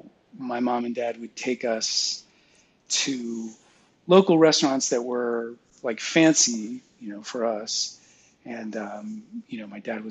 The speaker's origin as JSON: {"language": "English", "area": "San Francisco Bay Area", "region": "California", "country": "United States", "tie": "born or raised there", "said": "I grew up in the San Francisco Bay Area, a suburban town about 10 miles south of San Francisco"}